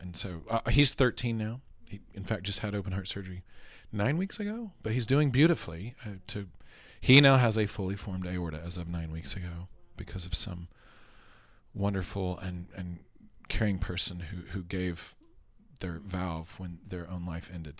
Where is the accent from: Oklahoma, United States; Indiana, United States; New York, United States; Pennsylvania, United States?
Oklahoma, United States; Oklahoma City; I'm a, an Oklahoma, uh, bred and born Baptist, from, from Oklahoma City. Grew up on Seventeenth Street